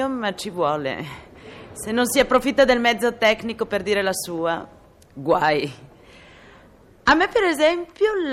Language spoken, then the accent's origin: Italian; Milan, Lombardy, Italy; io sono milanese per nascita e per getto